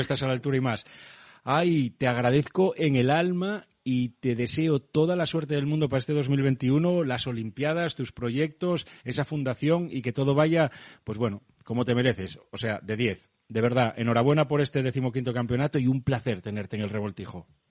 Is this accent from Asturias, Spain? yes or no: yes; Asturias, Spain; accent: Asturian; tengo acento asturiano